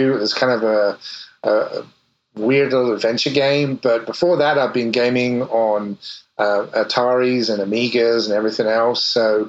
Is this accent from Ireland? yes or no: no; England, United Kingdom; now in United States; probably you can guess from the accent that I'm from a little further east, the other side of the pond. I grew up in England and went to the University of Portsmouth